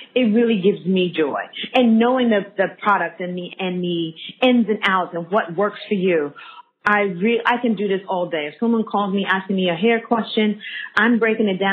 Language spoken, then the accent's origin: English; New York City, New York, United States; moved away as an adult; also born or lived in Washington Heights; now in Sydney, Australia; I'm from Harlem, born and raised. Grew up for a hot second in Washington Heights